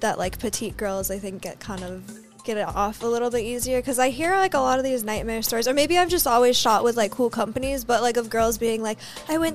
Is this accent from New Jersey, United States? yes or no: no; New Mexico, United States; accent: Valley girl; I'm from the New Mexico Valley